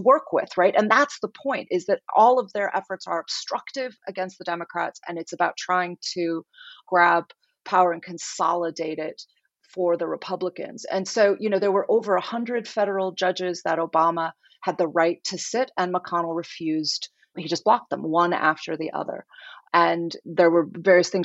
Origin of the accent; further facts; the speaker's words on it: United States; speaking as an American woman